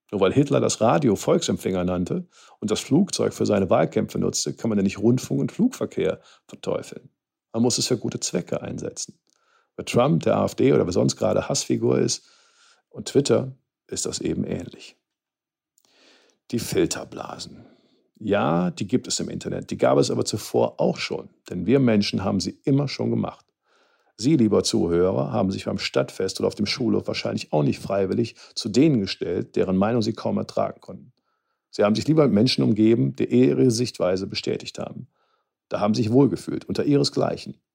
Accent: Cologne, North Rhine-Westphalia, Germany; Ich will meine Gedanken beenden, wie es zu mir als Kölner am besten passt. Mit einer Titelzeile der Kölner Band

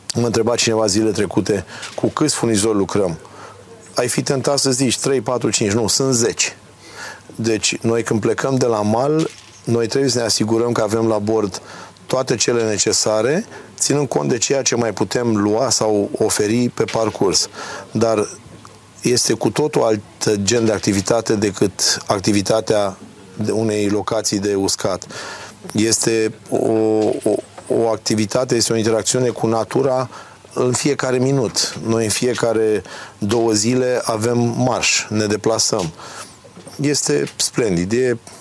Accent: Galați, Galați County, Romania; also born or lived in Chilia Veche / Constanța; M-am născut la Galați, dar am făcut studiile, am făcut școala de marină, liceu și facultate la Constanța

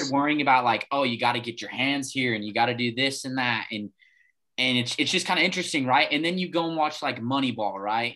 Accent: Farmington, New Mexico, United States; growing up in Farmington

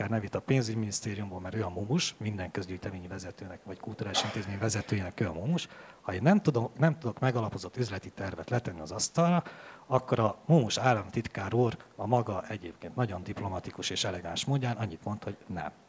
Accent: Transylvania, Romania; Mondom, nagyon bánt, mert én székely vagyok, és a székelyek nem

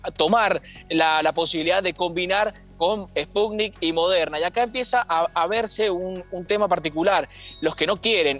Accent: Mendoza, Argentina; somos los mendocinos y las mendocinas

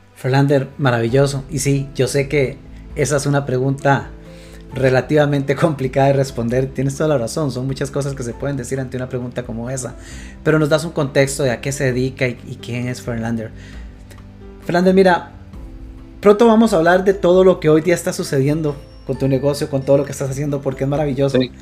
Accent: Costa Rica; quienes somos de Costa Rica

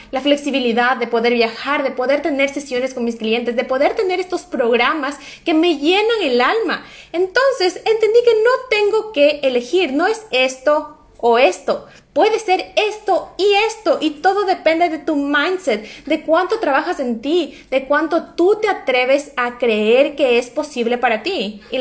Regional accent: Ecuador; now in Norway; como soy ecuatoriana y como no hablo suficiente bien noruego, entonces es como que estoy en desventaja

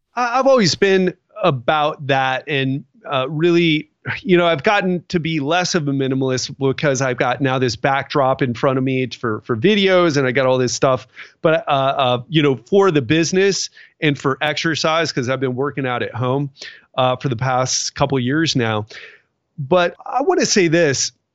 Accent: Miami, Florida, United States; now I'm from Miami

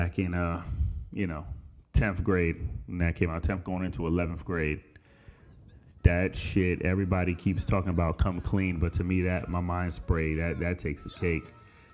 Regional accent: Boston, Massachusetts, United States; I'm from Boston

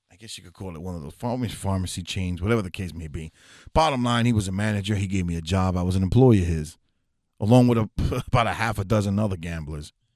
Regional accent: New York City, New York, United States; moved away; I'm from the Bronx originally, New York City, Fordham Road area

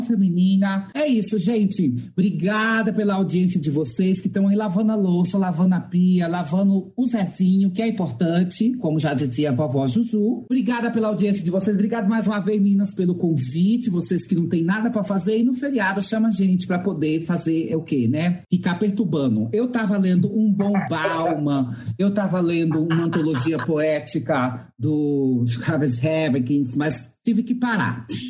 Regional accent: Mato Grosso do Sul, Brazil; eu sou de Mato Grosso do Sul, né? Então a gente é divisa lá com o Paraguai

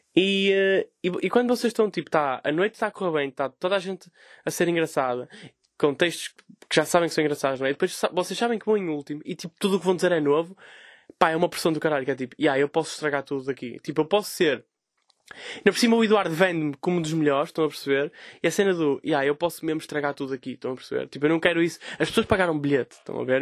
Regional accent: Vila Nova de Gaia, Norte, Portugal; sou de Gaia, não é? Sou um humorista de Gaia

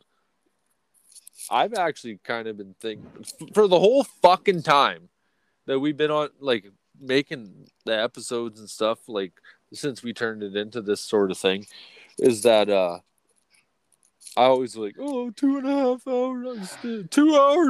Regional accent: Canada; We're fucking from Canada, eh?

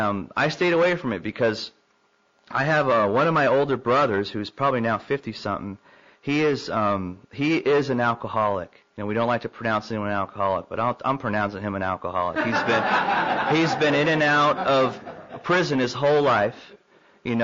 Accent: Southern California, United States; moved away as an adult; also born or lived in San Antonio, Texas; now in Tulsa, United States; I was born in San Antonio in 1968, and lived there for probably about a month of my life and moved to Southern California, and lived there for 25 years

